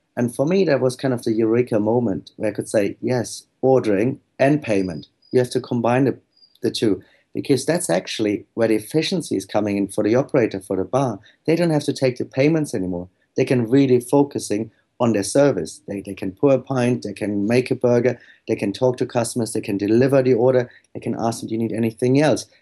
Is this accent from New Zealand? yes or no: no; Germany; moved away